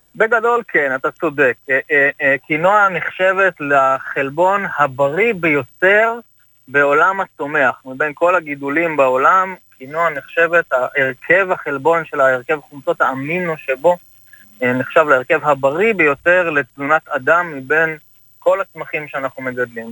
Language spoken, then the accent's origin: Hebrew; Kibbutz Dalia, Haifa District, Israel; אני בן קיבוץ דליה. אה, גדלתי על ברכי החקלאות בקיבוץ